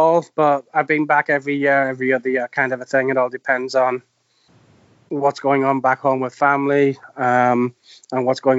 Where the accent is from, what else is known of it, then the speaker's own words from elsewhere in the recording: Sunderland, North East England, United Kingdom; moved away as an adult; also born or lived in Easington / Fence Houses; now in New Jersey, United States; I was born in Easington, raised in Peatley, and then Sunderland, and then the wilds of fence houses before I left the area.